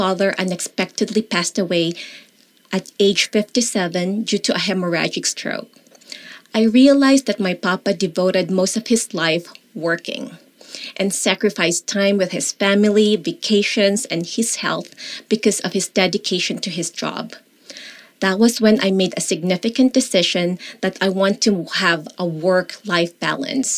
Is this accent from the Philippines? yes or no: yes; Baguio, Cordillera Administrative Region, Philippines; English is a second language; moved away as an adult; now in Southern California, United States; I was born and raised in Baguio City, Philippines.